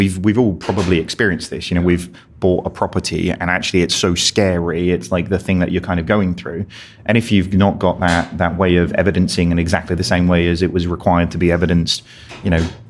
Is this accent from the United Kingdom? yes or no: yes; United Kingdom; I mean, we're British. We love parchment.